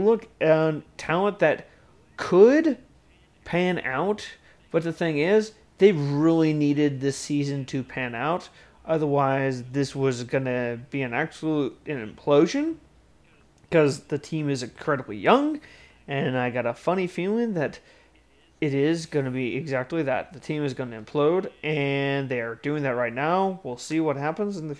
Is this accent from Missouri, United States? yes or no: yes; Kansas City, Missouri, United States; in Kansas City, my hometown